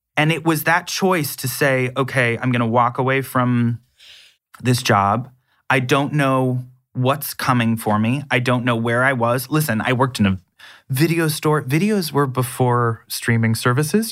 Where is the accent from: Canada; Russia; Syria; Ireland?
Canada; accent: North American; being Canadian